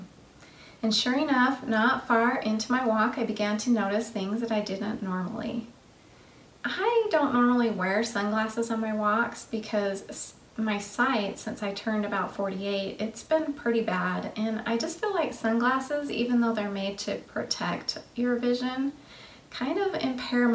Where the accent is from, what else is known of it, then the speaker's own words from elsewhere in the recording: the West, United States; now in Tennessee, United States; I grew up in the West